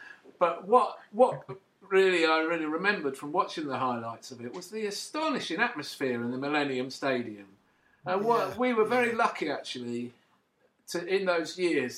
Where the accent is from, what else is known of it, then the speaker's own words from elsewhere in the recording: Loughton, East of England, United Kingdom; When I was a kid, I grew up in Loughton in Essex.